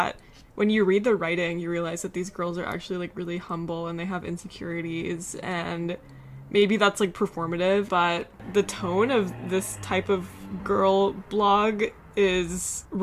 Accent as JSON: {"language": "English", "region": "South Carolina", "country": "United States", "tie": "born or raised there", "moved": "yes", "said": "Biz and I grew up in South Carolina"}